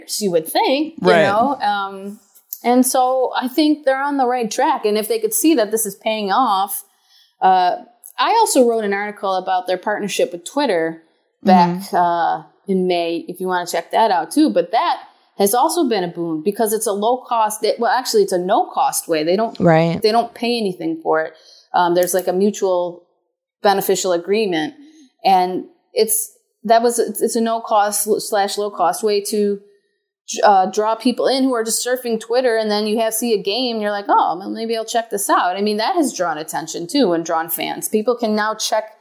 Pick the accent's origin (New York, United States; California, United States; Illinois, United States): New York, United States; Buffalo; I get to write about Buffalo sports in my hometown that I grew up in, watching